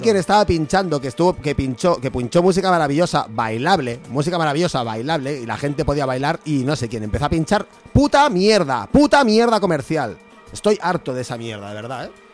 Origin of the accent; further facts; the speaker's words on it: deep Castile, Spain; un bar de mi pueblo. Ah. en, la Castilla Profunda